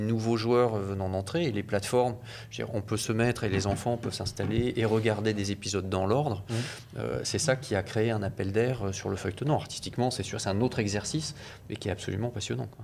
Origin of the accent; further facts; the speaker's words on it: France; en tant qu'Européens et en tant que Français en particulier